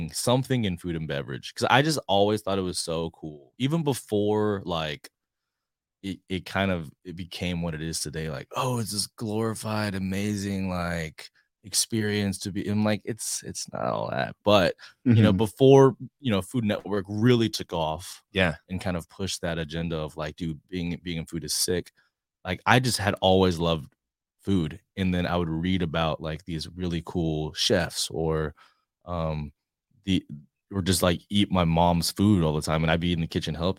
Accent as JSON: {"language": "English", "town": "Houston", "region": "Texas", "country": "United States", "tie": "born or raised there", "also_born_or_lived": "Dallas, Texas / Baltimore", "moved": "as an adult", "lives_now": "San Antonio, United States", "said": "growing up in the H, Houston"}